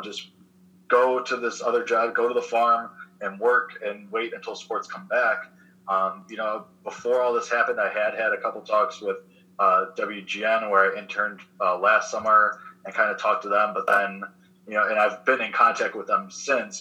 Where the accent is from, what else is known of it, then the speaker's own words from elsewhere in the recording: Chicago, Illinois, United States; I'm a Chicago kid